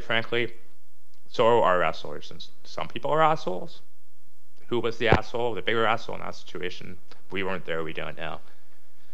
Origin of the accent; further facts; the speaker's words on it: Canada; being resident Canadian